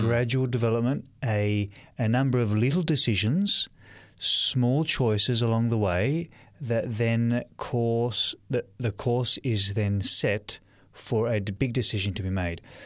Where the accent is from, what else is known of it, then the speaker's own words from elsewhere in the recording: Sydney, New South Wales, Australia; moved away as an adult; now in Lake Macquarie, Australia; I was born in Sydney, Australia, and um, spent most of my time in Sydney until I moved out uh, to the Lake Macquarie area